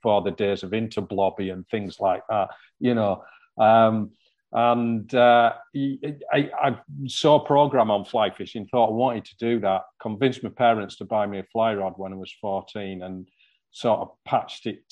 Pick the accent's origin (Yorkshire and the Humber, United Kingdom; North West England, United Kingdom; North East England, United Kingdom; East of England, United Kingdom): North West England, United Kingdom; near Newlands Beck, Cumbria; the first stream I ever fished was one called Newlands Beck, just outside my hometown.